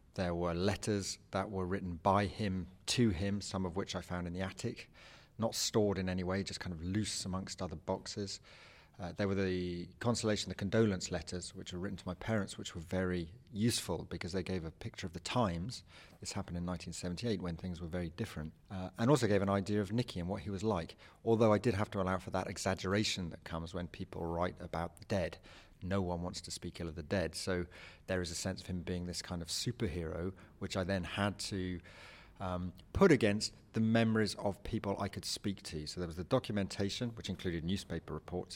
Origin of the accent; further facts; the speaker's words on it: England, United Kingdom; I'm an English writer.